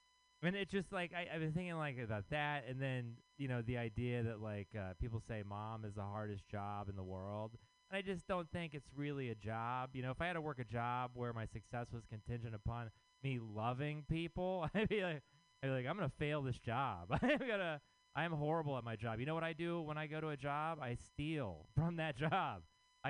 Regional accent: Texas, United States; now in San Francisco, United States; I am from Texas

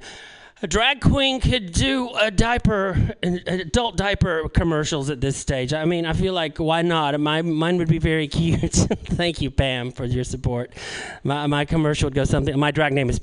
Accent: North Carolina, United States; I grew up in North Carolina

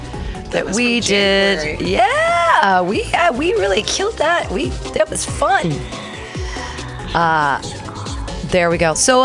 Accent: Danville, United States; Because when you grow up in Danville and everybody's white except for the 4 black kids in your class of 1,600 people

